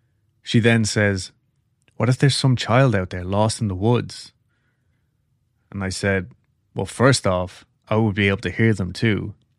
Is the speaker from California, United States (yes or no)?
no; Oregon, United States; also born or lived in Las Vegas, Nevada; Me, growing up in Oregon, loved the rain. And for the past 10 years, we lived in Vegas